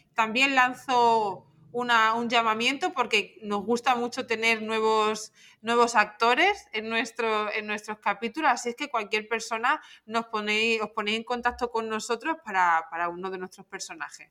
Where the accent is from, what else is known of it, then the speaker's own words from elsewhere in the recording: Torremayor, Extremadura, Spain; accent: Extremaduran; nuestras hablas extremeñas, que no hablamos mal, que siempre es lo que nos han intentado o lo que nos han dicho, que hablamos mal, no hablamos mal, es que es nuestra forma de hablar